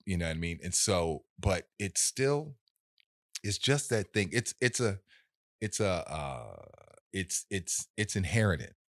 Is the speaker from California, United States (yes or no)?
yes; Los Angeles, California, United States; I was born in South Central